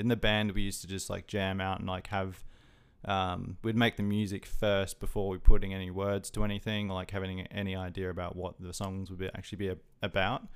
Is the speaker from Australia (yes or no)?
yes; Adelaide, South Australia, Australia; moved away as an adult; now in Brisbane, Australia; I'm originally from Adelaide. I only moved up to Brisbane, uh, just over twelve months ago